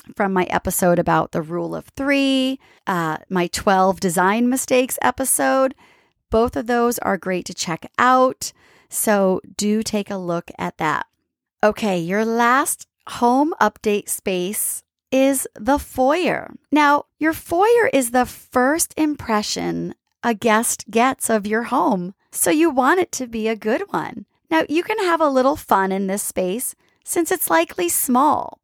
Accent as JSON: {"language": "English", "region": "East Coast", "country": "United States", "tie": "born or raised there", "moved": "yes", "lives_now": "San Diego, United States", "said": "growing up on the East Coast"}